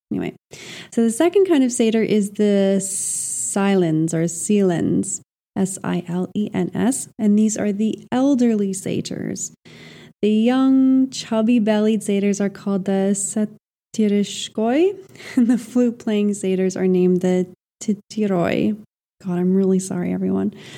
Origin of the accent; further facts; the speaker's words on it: Montreal, Quebec, Canada; moved away; also born or lived in Iberia; I left the dry Iberian heat for Montreal, my hometown